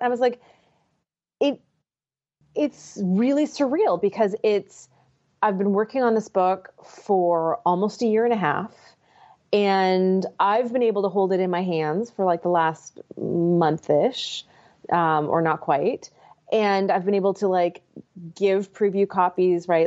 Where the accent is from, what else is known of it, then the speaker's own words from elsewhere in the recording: Victoria, British Columbia, Canada; moved away; I grew up in Victoria, British Columbia